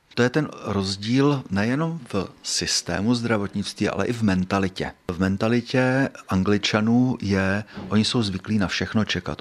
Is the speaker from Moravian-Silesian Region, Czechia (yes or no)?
no; South Bohemian Region, Czechia; Já jsem jeho Čech, mý rodiče jsou taky jeho Češi